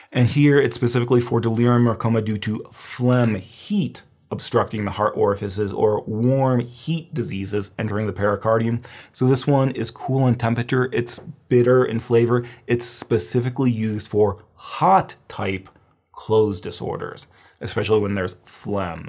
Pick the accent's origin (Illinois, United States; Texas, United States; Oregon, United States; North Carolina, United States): Illinois, United States; Midwest; I'm from the Midwest. We have a lot of deer